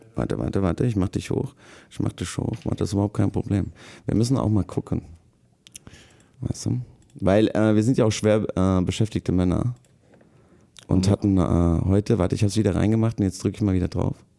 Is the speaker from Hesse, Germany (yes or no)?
yes; Rüsselsheim, Hesse, Germany; wo ich groß geworden bin, äh, ist der Ruf Rüsselsheims nicht so cool